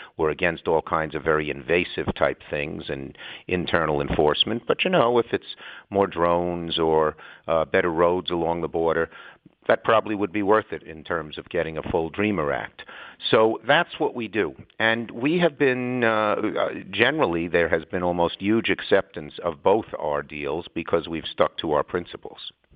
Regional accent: New York, United States; I'm a New Yorker

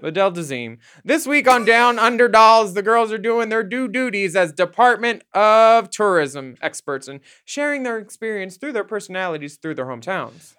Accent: Philadelphia, Pennsylvania, United States; now in Los Angeles, United States; hometown, though, if it's hometown, I would, I would do Philly

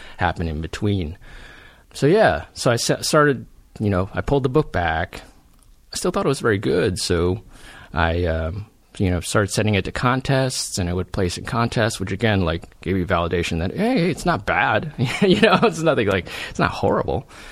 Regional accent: Silicon Valley, California, United States; I grew up in Silicon Valley.

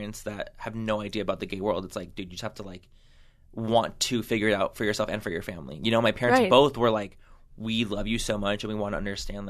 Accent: San Diego, California, United States; I grew up in San Diego

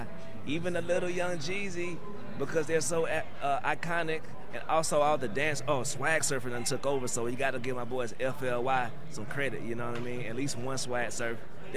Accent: Georgia, United States; I grew up in Georgia

